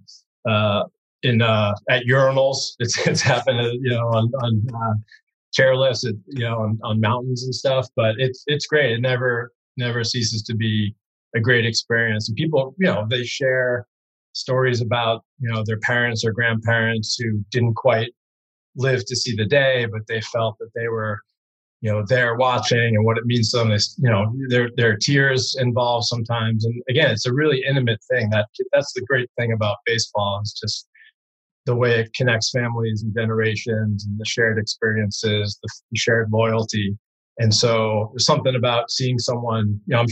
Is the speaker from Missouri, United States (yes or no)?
no; Brookline, Massachusetts, United States; born or raised there; also born or lived in Boston